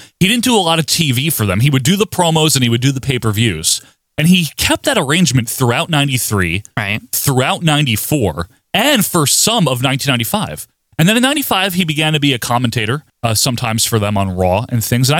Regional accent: New Jersey, United States; I'm from New Jersey

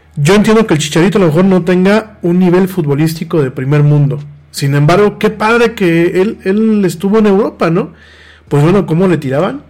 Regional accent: Mexico; nos estamos como mexicanos alejando mucho de la realidad contemporánea

